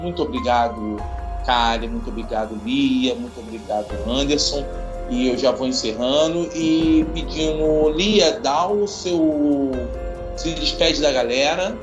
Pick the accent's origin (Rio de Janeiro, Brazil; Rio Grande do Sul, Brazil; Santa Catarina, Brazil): Rio de Janeiro, Brazil; Sou do Rio de Janeiro